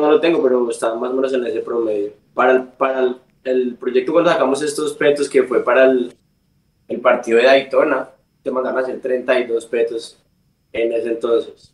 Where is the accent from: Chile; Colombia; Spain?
Colombia; Colombian Caribbean coast, Caribbean Region; accent: costeño; moved away as an adult; also born or lived in Barranquilla; now in Tampa, United States; Obviamente ustedes sienten mi acento, acento costeño